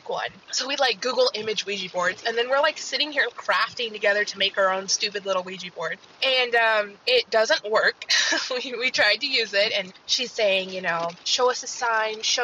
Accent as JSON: {"language": "English", "town": "Seattle", "region": "Washington", "country": "United States", "said": "I'm from Seattle, Washington"}